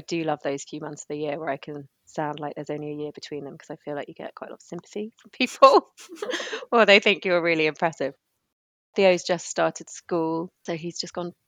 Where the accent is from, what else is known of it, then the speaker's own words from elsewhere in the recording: York, Yorkshire and the Humber, United Kingdom; I'm from York originally